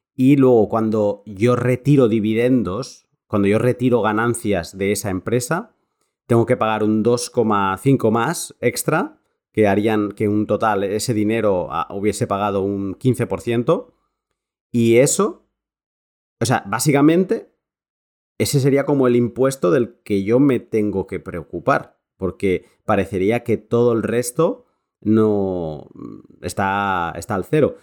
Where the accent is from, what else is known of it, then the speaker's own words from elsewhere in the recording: Spain; Yo soy un español